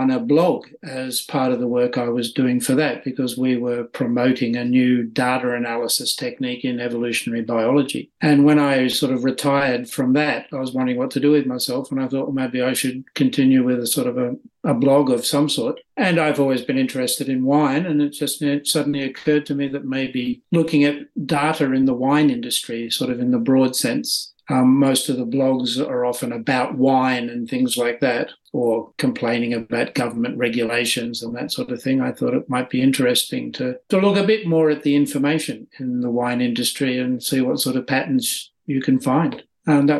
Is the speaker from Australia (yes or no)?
yes; Australia; moved away as an adult; now in Sweden; I spent the first 45 years in Australia.